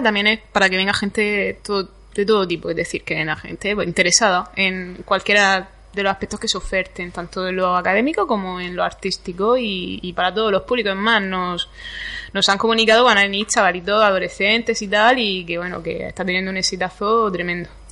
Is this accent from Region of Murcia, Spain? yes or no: yes; Campo de Cartagena, Region of Murcia, Spain; Yo es que vengo del campo de Cartagena y allí hay mucho limonero